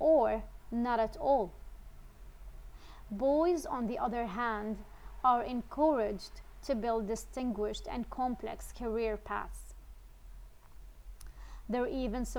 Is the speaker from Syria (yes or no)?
yes; Syria; now in Netherlands; I was born and raised in Syria, but I currently live in the Netherlands